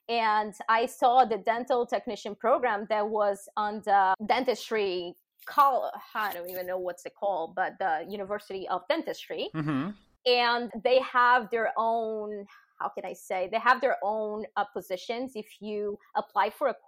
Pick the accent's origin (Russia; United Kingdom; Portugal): Portugal; moved away as an adult; also born or lived in Lisbon, Portugal; now in New Jersey, United States; I am from Portugal, small town right in the border with Spain